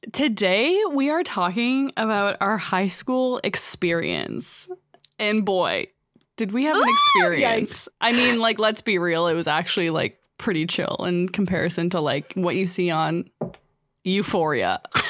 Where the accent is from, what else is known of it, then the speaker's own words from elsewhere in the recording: Guelph, Ontario, Canada; we grew up in Guelph. I don't think we've ever really mentioned that, but we grew up in Guelph. And we went to St. James Catholic High School.